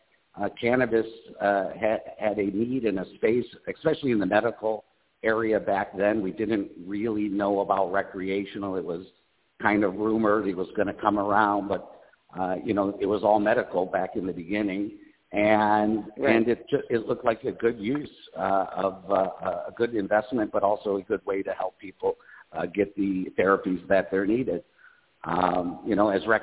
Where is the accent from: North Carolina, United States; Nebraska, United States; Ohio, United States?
Ohio, United States; Cleveland; also born or lived in Boston / New York City / Las Vegas; now in Lisbon, Portugal; I was born in Cleveland, Ohio